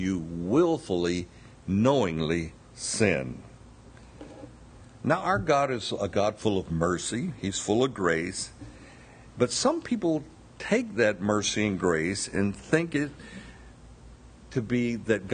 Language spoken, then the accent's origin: English; Bessemer, Alabama, United States; moved away; I'm very proud to be a Southerner. I was born in Bessemer